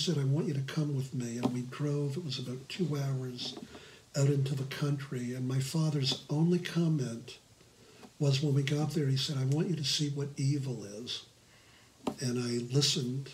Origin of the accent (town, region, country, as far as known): Newport News, Virginia, United States; born or raised there